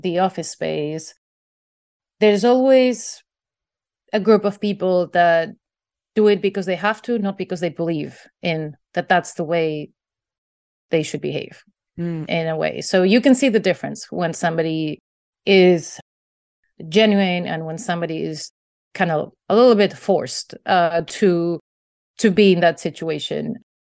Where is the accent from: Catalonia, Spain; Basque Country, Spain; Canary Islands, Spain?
Basque Country, Spain; I grew up in the Basque Country in northern Spain